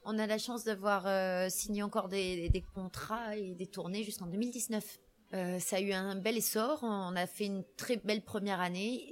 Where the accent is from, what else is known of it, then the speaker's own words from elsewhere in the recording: France; je suis française, donc j'écris français